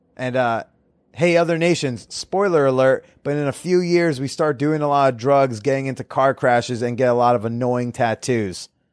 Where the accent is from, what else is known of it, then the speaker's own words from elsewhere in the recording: United States; I'm from America.